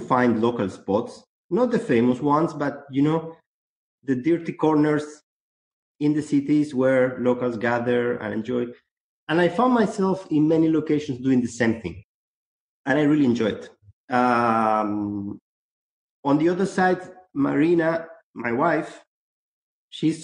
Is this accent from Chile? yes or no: yes; Chile; now in Barcelona, Spain; I'm originally from Chile, actually. Mm-hmm. I'm not a Spanish.